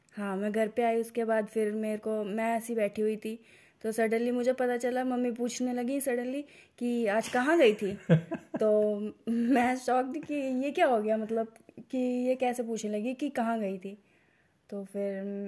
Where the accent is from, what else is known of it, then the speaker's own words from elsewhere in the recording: UP, Uttar Pradesh, India; हमारी भाषा में यूपी की भाषा में